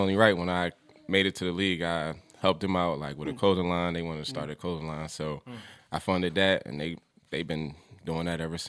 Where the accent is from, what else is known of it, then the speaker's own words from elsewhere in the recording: Philadelphia, Pennsylvania, United States; moved away as an adult; now in Charlotte, United States; I'm from Uptown in Philly. It's really East Philly, but everybody call it Uptown. Mm-hmm. So that's where I grew up.